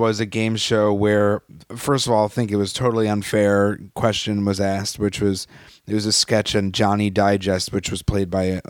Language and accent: English; Westchester, New York, United States; from Westchester, New York.